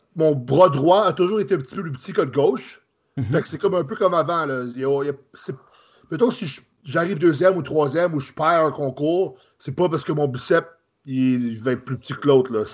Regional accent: Quebec, Canada; moved away as an adult; now in Ontario, Canada; Je suis euh, français du Canada. Dans j'ai grandi au Québec. Là, j'habite en Ontario.

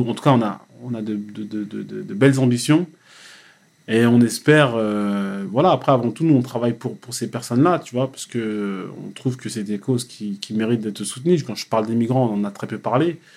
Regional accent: Cameroon; Je veux pas aller au Cameroun parce que je suis Camerounais.

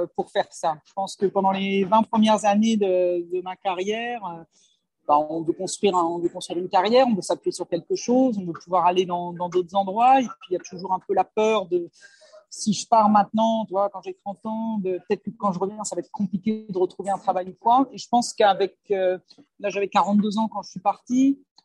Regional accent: France; moved away as an adult; je suis partie de France il y a très longtemps, j'avais la vingtaine

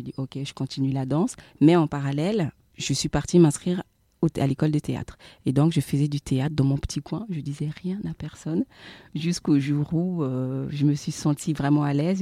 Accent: France; moved away as an adult; also born or lived in Central African Republic; now in Abidjan, Côte d'Ivoire; je suis euh, de la République centrafricaine, installée à Abidjan euh, depuis 2000, euh, 2015 maintenant, et j'ai grandi en France.

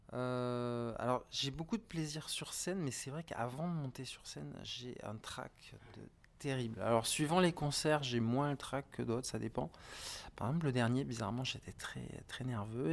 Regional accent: Montpellier, Occitania, France; À Montpellier.

